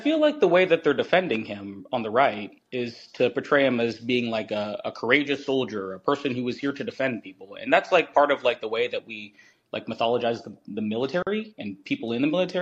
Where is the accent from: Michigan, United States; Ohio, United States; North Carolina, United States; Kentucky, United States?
Kentucky, United States; Eastern; I'm from Kentucky, Eastern Kentucky.